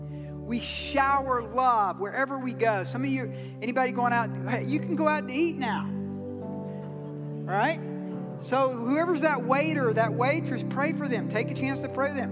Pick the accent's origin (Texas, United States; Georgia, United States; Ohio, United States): Georgia, United States; I'm from Georgia